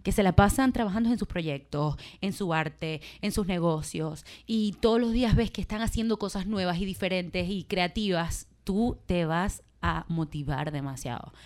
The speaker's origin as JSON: {"language": "Spanish", "town": "Maracaibo", "region": "Zulia", "country": "Venezuela", "accent": "Maracucho", "said": "yo soy de Maracaibo, Venezuela, y nosotros tenemos un acento bien afincado"}